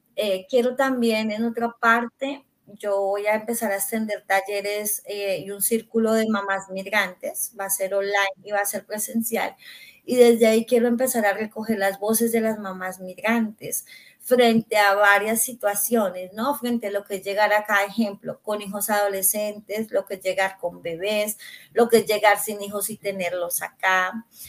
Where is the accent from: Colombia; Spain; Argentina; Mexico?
Colombia; now in Canada; soy colombiana